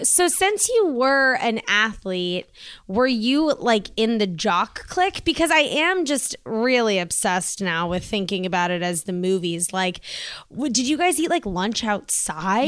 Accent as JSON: {"language": "English", "region": "East Coast", "country": "United States", "said": "us East Coasters"}